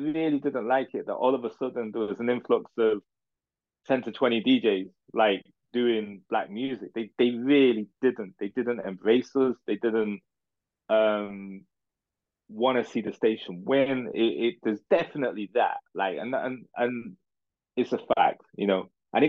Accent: Manchester, North West England, United Kingdom; like from when I came through from Manchester, reputation and relationships, I need to do radio excellence.

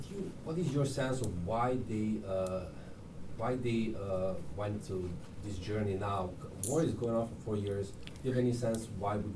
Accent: Serbia; moved away; I'm coming from Serbia.

